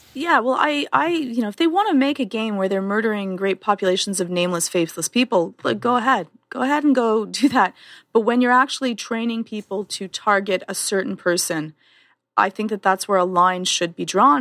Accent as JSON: {"language": "English", "country": "Canada", "said": "I'm Canadian"}